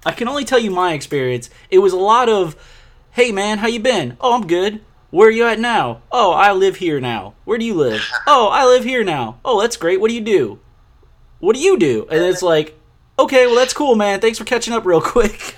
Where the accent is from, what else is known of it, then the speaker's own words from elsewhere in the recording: New Orleans, Louisiana, United States; I'm from New Orleans